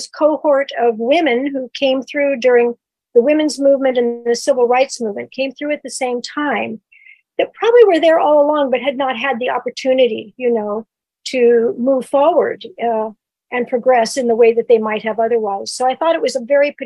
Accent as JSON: {"language": "English", "region": "California", "country": "United States", "said": "I'm a Californian."}